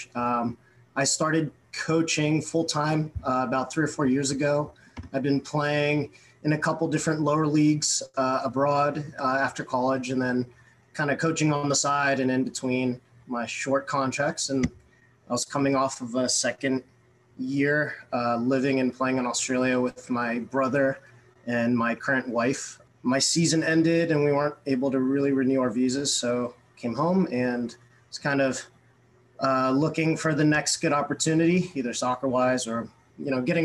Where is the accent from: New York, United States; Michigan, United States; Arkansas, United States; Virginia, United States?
Virginia, United States; Fairfax; I grew up actually in Northern Virginia and born kind of and raised Fairfax, Virginia, to be specific.